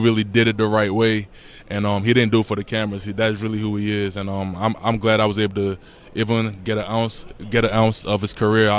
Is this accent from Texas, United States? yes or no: no; Baltimore, Maryland, United States; I'm from Baltimore